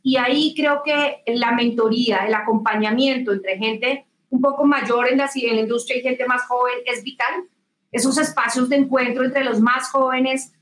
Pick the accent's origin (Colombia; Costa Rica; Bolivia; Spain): Colombia; yo nací, crecí mi vida profesional en Colombia